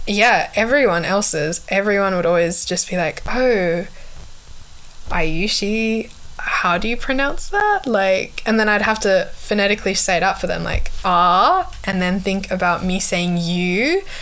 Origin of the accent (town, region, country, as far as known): Perth, Western Australia, Australia; born or raised there; accent: Australian; also born or lived in Kathmandu, Nepal / Sydney, Australia